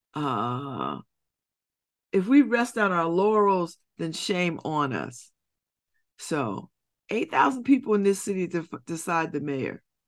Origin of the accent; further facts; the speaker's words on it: United States; when I'm in the world, I'm identified as an American